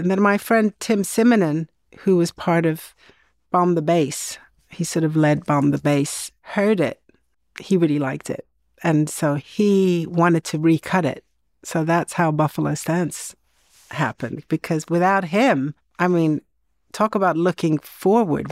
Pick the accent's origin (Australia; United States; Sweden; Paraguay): Sweden; growing up in Sweden in the seventies